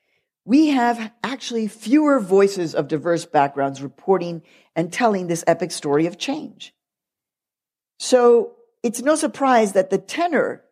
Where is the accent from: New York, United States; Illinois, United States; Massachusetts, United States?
Illinois, United States; Chicago; when I was growing up in Chicago, my family consumed the news media voraciously